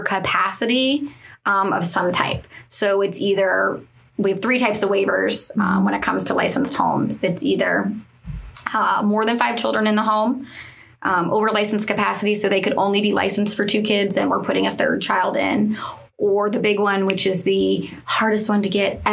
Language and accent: English; East Coast of Florida, United States; I'm from the East Coast of Florida